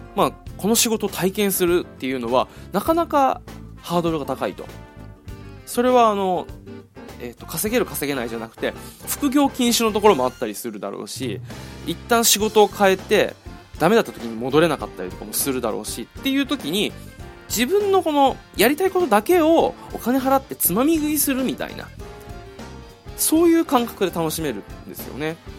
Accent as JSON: {"language": "Japanese", "region": "Okinawa", "country": "Japan", "tie": "born or raised there", "said": "地元が沖縄"}